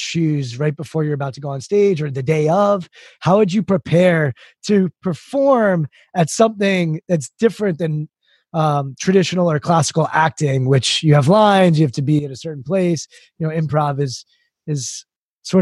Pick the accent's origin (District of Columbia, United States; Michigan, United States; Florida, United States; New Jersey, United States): District of Columbia, United States; Washington; I grew up in the Washington, D.C. area